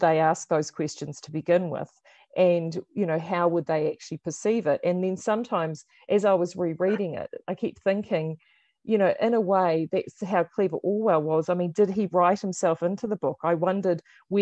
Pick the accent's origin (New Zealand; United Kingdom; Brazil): New Zealand; at sixth form in high school, and at that time, of course, it was the height of the Cold War, so they were using the book as an allegory to actually explain to us in utopian New Zealand